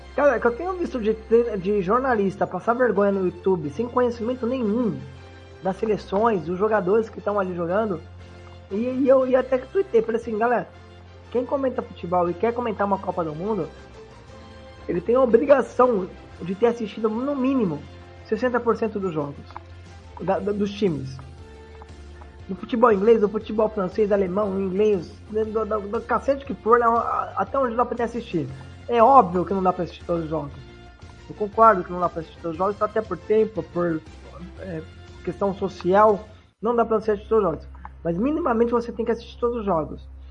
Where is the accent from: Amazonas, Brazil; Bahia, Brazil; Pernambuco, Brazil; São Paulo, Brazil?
São Paulo, Brazil; aqui no estado de São Paulo, que eu sou do estado de São Paulo